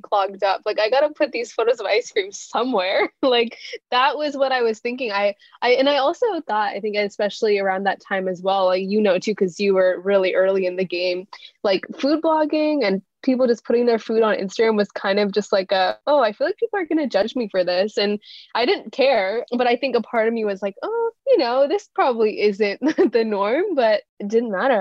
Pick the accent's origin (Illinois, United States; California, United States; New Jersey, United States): California, United States; growing up in an Indian household in a town in California where I was really the only Indian person that I knew